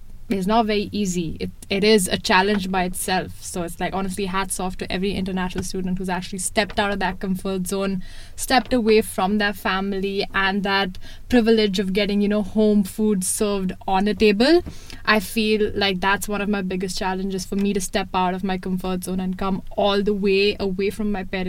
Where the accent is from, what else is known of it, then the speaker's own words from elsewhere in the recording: Mumbai, Maharashtra, India; moved away as an adult; now in Toronto, Canada; This is my fourth year in Canada. I come from India, Bombay, one of the biggest metropolitan cities in India